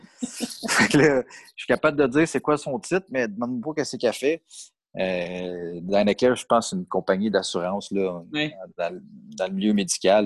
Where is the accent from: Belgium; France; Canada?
Canada; Saint-Janvier, Quebec; also born or lived in Mirabel; je viens de Saint-Janvier, pas très loin du DECA, justement. Mm-hmm. Fait que j'ai grandi dans les Laurentides